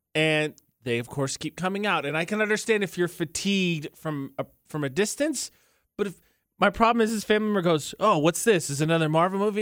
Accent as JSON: {"language": "English", "country": "United States", "said": "I'm from America"}